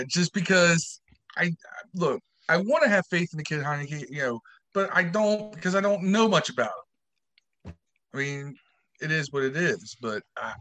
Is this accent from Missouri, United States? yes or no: no; Washington, District of Columbia, United States; some of these guys ain't from D.C. I am